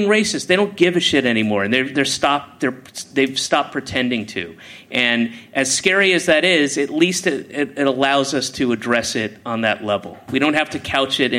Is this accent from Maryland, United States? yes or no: no; Georgia, United States; moved away; also born or lived in Boston; I grew up in Georgia. I lived in Boston for 9 years